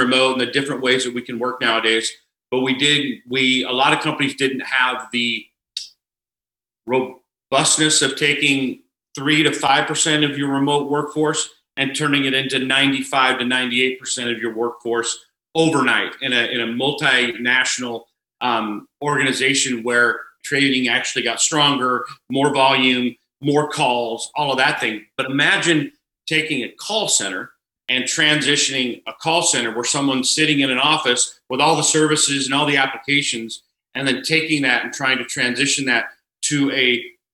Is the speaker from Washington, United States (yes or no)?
yes; Cashmere, Washington, United States; also born or lived in Wenatchee, Washington; I grew up in a smaller town. I was born in Wenatchee, a small town named Cashmere High School, or Cashmere, Washington.